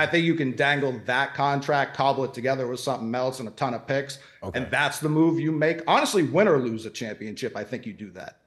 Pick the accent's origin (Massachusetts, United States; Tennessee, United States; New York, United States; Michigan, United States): Massachusetts, United States; Boston; I'm from Boston.